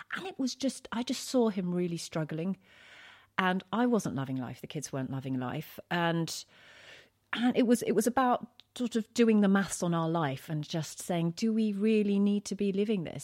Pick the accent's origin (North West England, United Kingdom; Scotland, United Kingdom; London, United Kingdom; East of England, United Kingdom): London, United Kingdom; moved away as an adult; now in Isle of Wight, United Kingdom; I'm originally from East London.